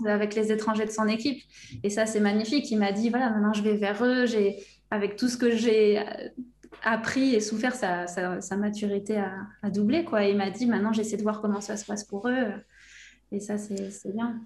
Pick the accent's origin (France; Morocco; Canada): France; between Bordeaux and the Basque Country, Nouvelle-Aquitaine; je viens de, de, la région Aquitaine, entre Bordeaux et le Pays Basque.